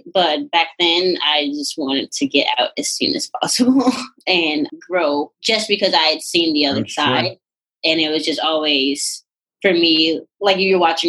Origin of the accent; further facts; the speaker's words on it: Chicago, Illinois, United States; moved away as an adult; also born or lived in Oak Park, Illinois; now in Los Angeles, United States; And then around sixth, seventh grade, I moved back to the south side of Chicago